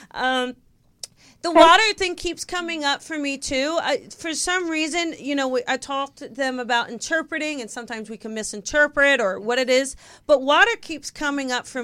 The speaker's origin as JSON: {"language": "English", "region": "New Jersey", "country": "United States", "said": "we're from South Jersey"}